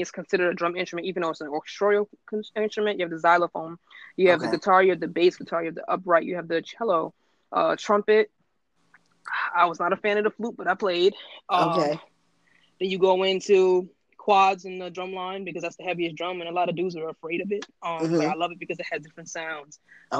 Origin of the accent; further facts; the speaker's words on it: New York City, New York, United States; because I'm a New Yorker and I grew up in the village